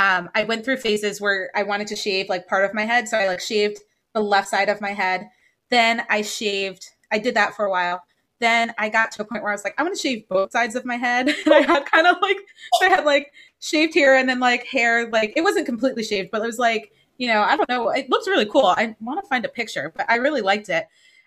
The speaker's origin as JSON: {"language": "English", "region": "East Coast", "country": "United States", "tie": "born or raised there", "said": "But growing up, especially growing up on the East Coast, I had relaxers since I was, I don't know how old"}